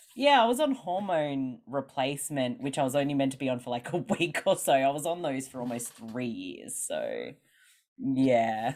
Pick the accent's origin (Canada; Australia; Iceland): Australia; accent: Australian; I'm from Australia, which maybe people can hear from my accent